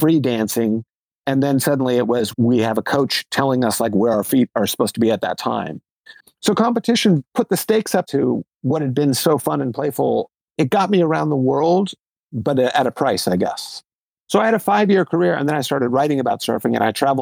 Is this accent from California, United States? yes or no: yes; Los Angeles, California, United States; I grew up in Los Angeles